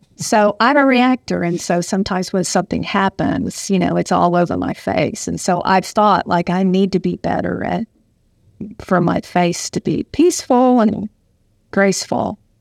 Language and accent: English; Southern United States, United States; accent: Southern; moved away as an adult; also born or lived in Michigan; I definitely had a Southern accent